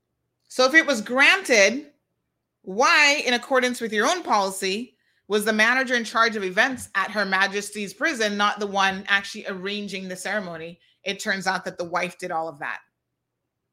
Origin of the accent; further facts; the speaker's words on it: Cayman Islands; we have a saying in the Cayman Islands